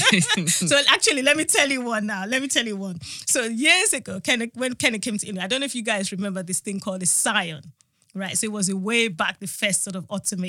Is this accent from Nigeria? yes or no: yes; Benin City, Edo, Nigeria; now in United Kingdom; I'm Nigerian. But, you know, we come from a place in Nigeria where we grew up in Benin City